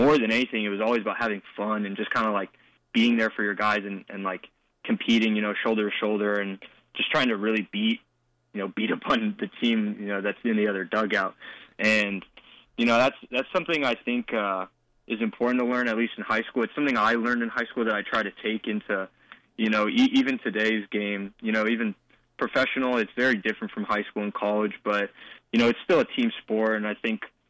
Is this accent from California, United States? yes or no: yes; Oak Park, California, United States; growing up in Oak Park, going to all the Oak Park schools, the public schools